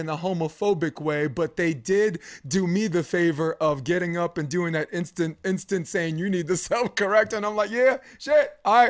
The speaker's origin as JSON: {"language": "English", "town": "New York City", "region": "New York", "country": "United States", "said": "Just because I'm from Flatbush Avenue, Brooklyn, and he's from Bed-Stuy."}